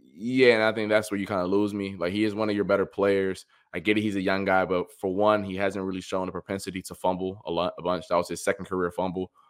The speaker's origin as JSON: {"language": "English", "region": "Ohio", "country": "United States", "said": "I'm from Ohio"}